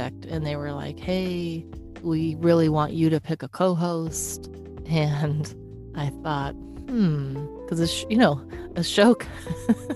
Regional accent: Detroit, Michigan, United States; also born or lived in New York; now in Los Angeles, United States; I'm from Detroit and I hadn't been home in 2 years.

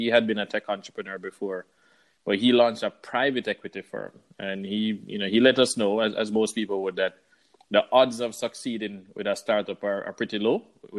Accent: Jamaica; moved away; also born or lived in Kingston, Jamaica / Miami, Florida; Well, so born and raised in Jamaica, I grew up between Kingston, Jamaica and Miami, Florida.

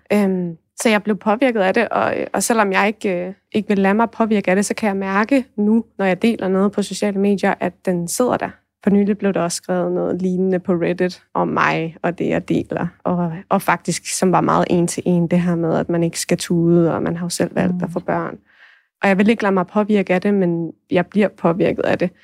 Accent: Thy, North Denmark Region, Denmark; der hvor jeg kommer fra i Thy

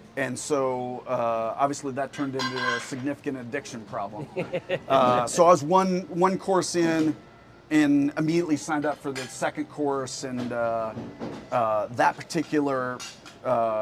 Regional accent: Freeport, Illinois, United States; moved away as an adult; also born or lived in Europe; now in Denver, United States; I grew up small town Illinois, a town called Freeport

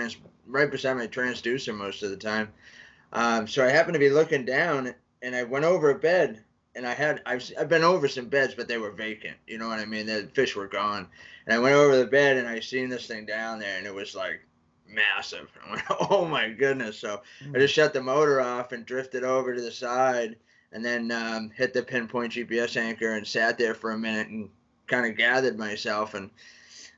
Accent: New England, United States; I'm from New England. I wear shorts when it's like 60 because that's like summer here

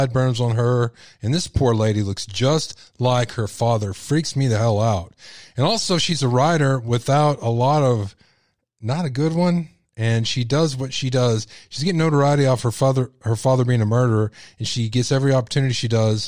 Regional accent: Texas, United States; accent: Texas; I'm from Texas. I have a Texas accent

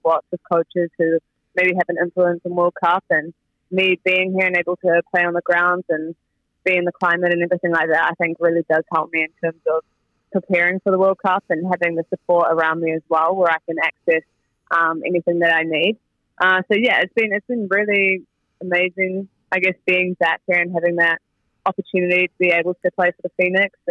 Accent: New Zealand; moved away as an adult; back in my hometown where I grew up

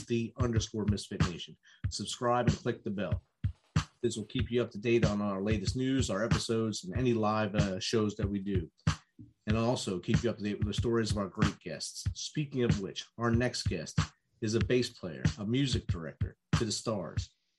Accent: Jersey City, New Jersey, United States; now in Clarksville, United States; I'm from Jersey City.

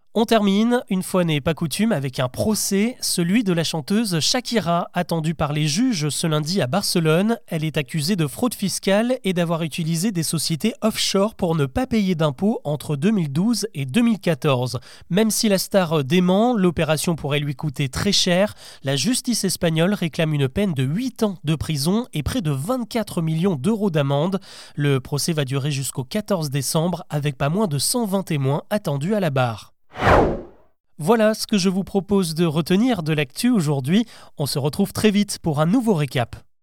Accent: France; Chez nous en France

